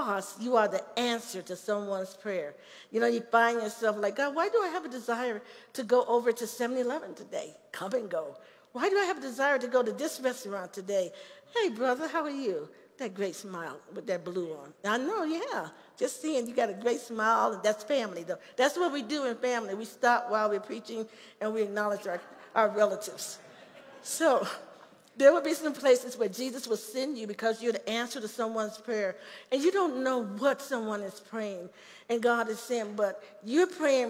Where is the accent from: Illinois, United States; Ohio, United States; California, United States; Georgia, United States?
Illinois, United States; Chicago; moved away as an adult; also born or lived in Gary, Indiana; now in Colorado Springs, United States; This is where I grew up in Chicago. I grew up in a housing project called Cabrini Green.